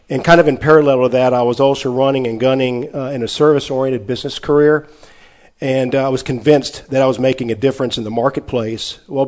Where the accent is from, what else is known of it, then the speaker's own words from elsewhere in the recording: Texarkana, Arkansas, United States; In Texarkana, Arkansas.